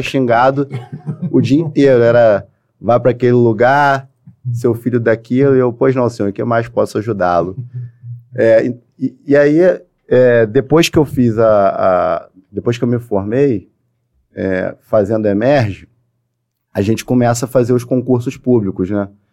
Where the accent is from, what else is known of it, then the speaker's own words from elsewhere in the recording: Niterói, Rio de Janeiro, Brazil; Eu, eu sou de Niterói.